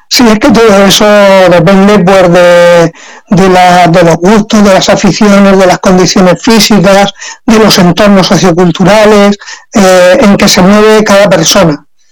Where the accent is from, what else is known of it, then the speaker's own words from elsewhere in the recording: San Miguel de Salinas, Valencian Community, Spain; yo trabajé aquí en mi pueblo, entonces en San Miguel de Salinas